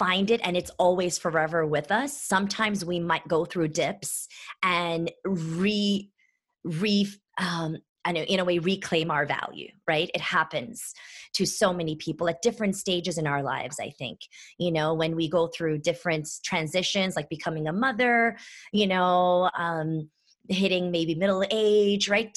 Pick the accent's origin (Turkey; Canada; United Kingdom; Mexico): Turkey; Istanbul; moved away; also born or lived in Athens, Ohio, United States; I'm originally from Istanbul, Turkey